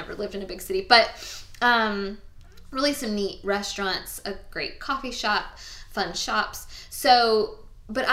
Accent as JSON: {"language": "English", "town": "Tallahassee", "region": "Florida", "country": "United States", "tie": "born or raised there", "moved": "yes", "lives_now": "Thomasville, United States", "said": "I grew up in Tallahassee"}